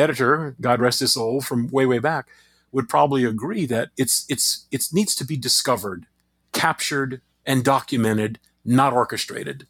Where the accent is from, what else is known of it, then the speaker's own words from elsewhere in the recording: Crowley, Louisiana, United States; my hometown of Crowley, Louisiana